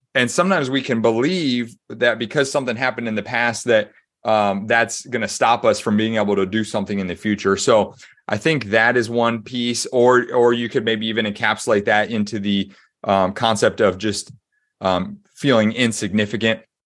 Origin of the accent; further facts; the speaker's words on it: Des Moines, Iowa, United States; moved away as an adult; also born or lived in Springfield, Missouri; My dad was a, um, a s, administrative pastor at a church in Des Moines, Iowa. So, um, born and raised in the Midwest